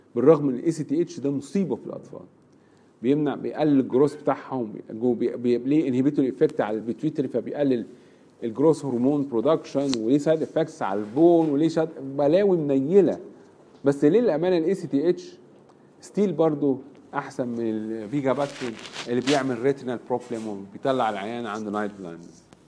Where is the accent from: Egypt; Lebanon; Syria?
Egypt; عندنا في مصر